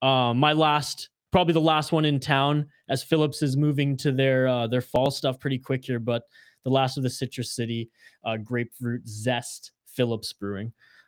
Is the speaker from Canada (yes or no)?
yes; Canada; I'm from Canada